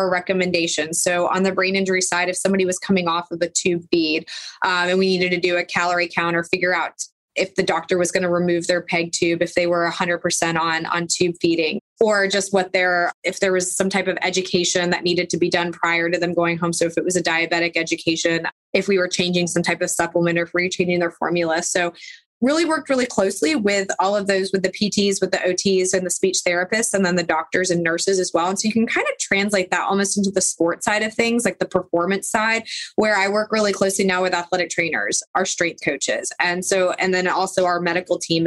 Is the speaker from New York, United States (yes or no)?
no; Charlotte, North Carolina, United States; also born or lived in Florida; I grew up in Charlotte, North Carolina.